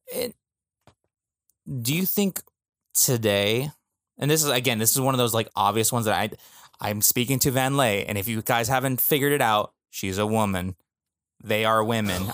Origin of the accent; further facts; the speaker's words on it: California, United States; we're from California